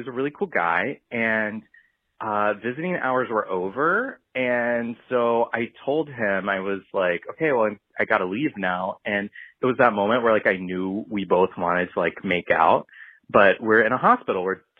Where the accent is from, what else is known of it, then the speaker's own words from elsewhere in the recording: United States; also born or lived in Greece; I'm American, but I used to live in Greece.